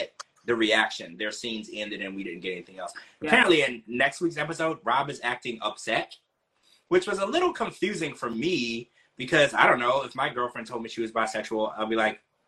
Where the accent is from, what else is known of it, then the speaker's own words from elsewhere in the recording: Louisiana, United States; I grew up in Louisiana, so I'm used to this type of stuff